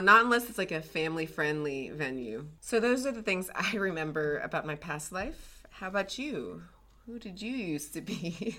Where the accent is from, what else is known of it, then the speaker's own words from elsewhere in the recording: the South, United States; moved away; I grew up in the South